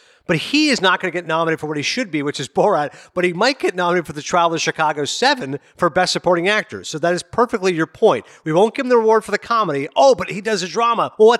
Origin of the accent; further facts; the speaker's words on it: Toronto, Ontario, Canada; my hometown, Toronto.